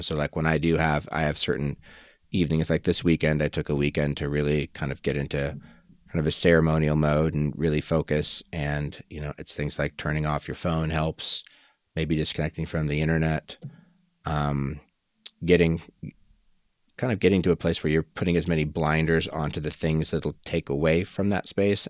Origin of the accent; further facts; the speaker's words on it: Colorado, United States; moved away as an adult; I was born here in Colorado, where I currently live